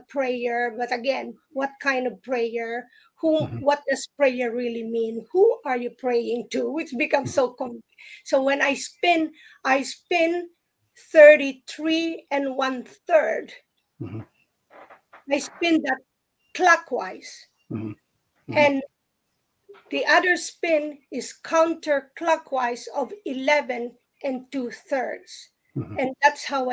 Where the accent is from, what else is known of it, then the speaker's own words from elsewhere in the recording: Philippines; I grew up in the Philippines